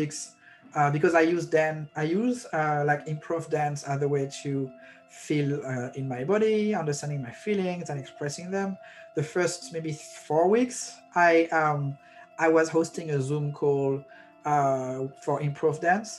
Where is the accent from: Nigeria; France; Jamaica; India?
France; moved away as an adult; now in Brooklyn, United States; I have a visa, I'm from France